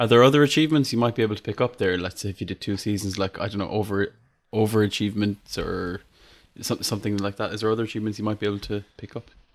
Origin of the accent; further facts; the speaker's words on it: Ireland; I'm Irish